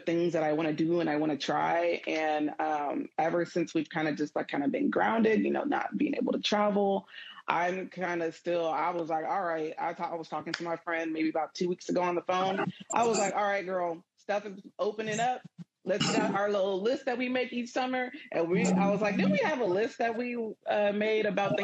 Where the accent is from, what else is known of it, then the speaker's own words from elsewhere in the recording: United States; I'm from America